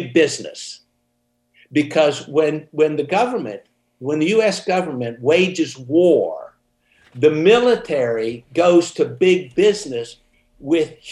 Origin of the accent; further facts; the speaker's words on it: Midland, Texas, United States; We grew up in Midland, Texas